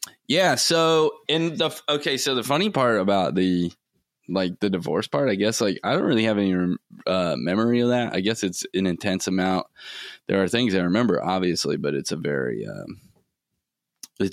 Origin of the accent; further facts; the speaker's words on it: Florida, United States; growing up in Florida, like, I was always swimming or on boats